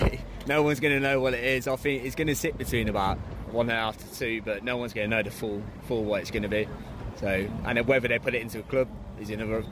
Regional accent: Leamington Spa, West Midlands, United Kingdom; I'm from Leamington.

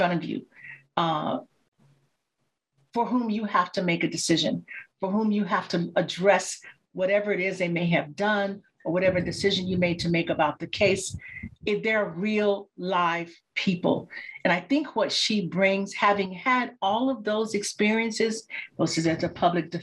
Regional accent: Chicago, Illinois, United States; I grew up in Chicago

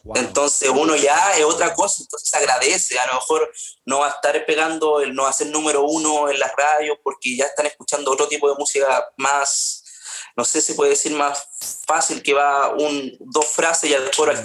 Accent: Paine, Santiago Metropolitan Region, Chile; also born or lived in Rancagua / Graneros; nací en Rancagua, viví en Graneros hasta los cinco años, en la sexta región, y después eh, nos fuimos a Paine, ahí hice todo, desde kinder a, a cuarto medio estudié acá en Paine

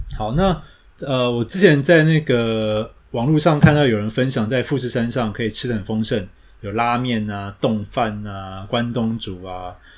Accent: Taiwan; 我们台湾人都没得爬

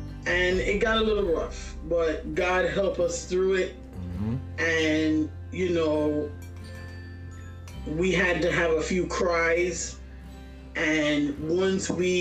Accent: New York City, New York, United States; I was born here in Brooklyn, New York

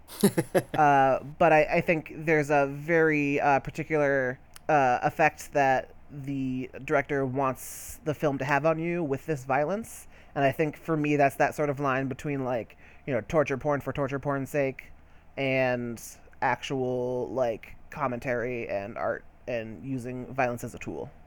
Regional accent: United States; I'm fucking American, so I don't gotta learn no goddamn French.

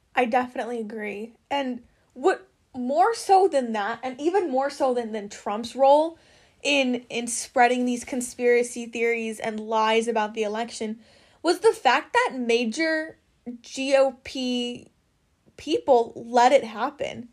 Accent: Wisconsin, United States; we're from Wisconsin

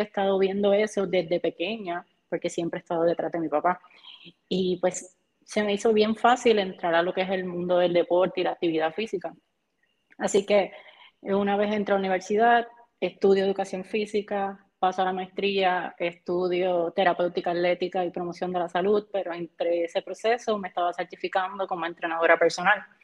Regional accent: Barranquitas, Puerto Rico; also born or lived in Aibonito; me crié en Barranquitas

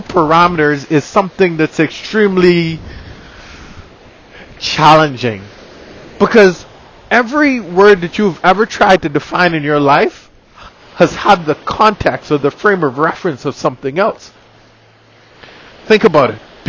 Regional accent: Bahamas; I'm from the Bahamas.

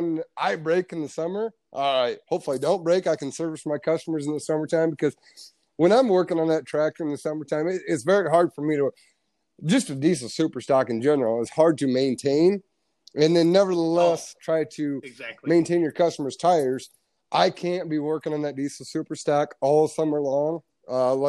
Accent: United States; as an American

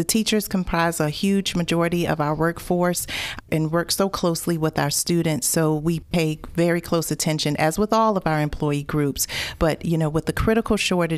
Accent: Newport News, Virginia, United States; I went to school at Warwick High School in Newport News. I'm from the Tidewater area.

